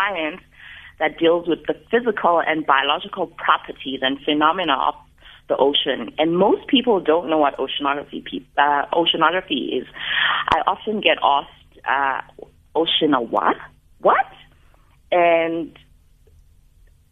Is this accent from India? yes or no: no; Mthatha, Eastern Cape, South Africa; now in Cape Town, South Africa; I was born in Mthatha